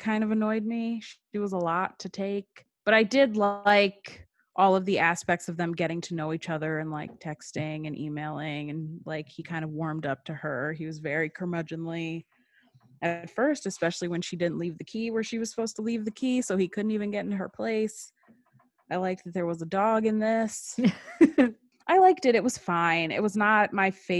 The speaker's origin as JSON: {"language": "English", "town": "Shaker Heights", "region": "Ohio", "country": "United States", "said": "I am from Shaker"}